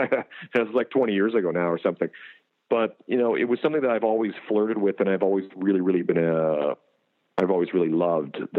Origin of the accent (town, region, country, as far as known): Canada; moved away as an adult; now in United States